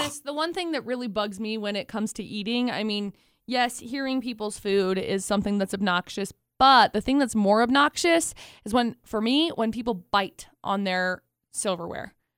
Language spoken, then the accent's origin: English; Tremonton, Utah, United States; now in Logan, United States; where I grew up in Tremont